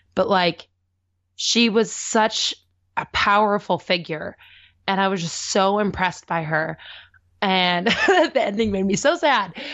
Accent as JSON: {"language": "English", "area": "the Northwest", "region": "Pacific Northwest", "country": "United States", "tie": "born or raised there", "said": "I grew up in the Northwest"}